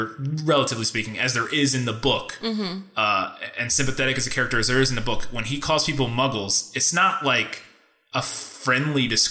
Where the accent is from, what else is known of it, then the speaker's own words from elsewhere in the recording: United States; I'm American